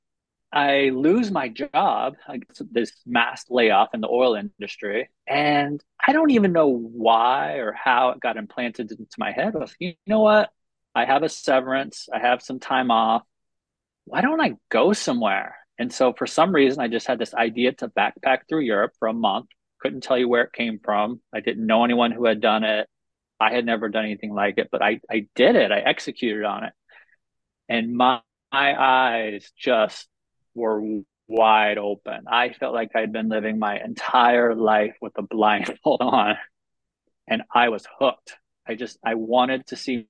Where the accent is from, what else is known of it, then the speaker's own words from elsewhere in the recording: Oklahoma City, Oklahoma, United States; moved away as an adult; also born or lived in Mustang, Oklahoma; now in Sayulita, Mexico; I was born and raised in Oklahoma City